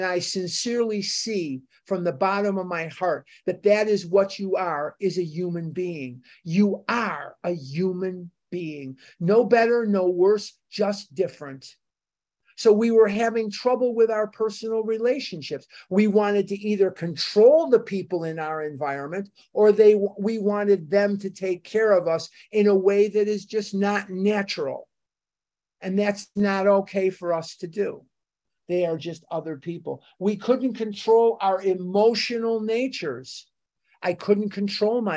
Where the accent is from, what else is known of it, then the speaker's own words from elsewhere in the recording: United States; I'm an American.